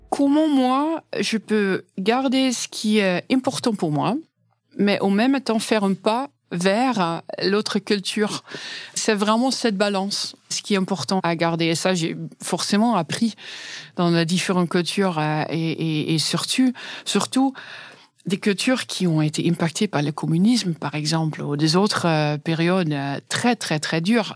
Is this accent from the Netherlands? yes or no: yes; Netherlands; French is a second language; moved away as an adult; now in France; je suis néerlandaise